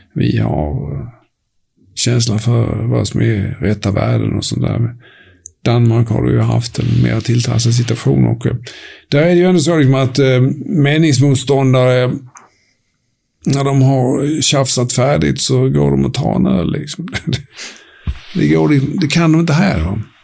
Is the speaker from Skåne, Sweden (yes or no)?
yes; Höganäs, Skåne, Sweden; also born or lived in Helsingborg; jag växte upp i Höganäs, en liten industriort som du förmodligen aldrig har besökt.